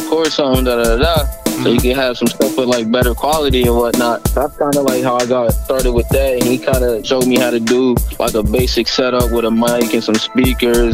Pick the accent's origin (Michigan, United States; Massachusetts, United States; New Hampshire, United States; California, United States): Massachusetts, United States; Springfield; I grew up in Springfield, Mass. As y'all mentioned, I've been out here my whole life.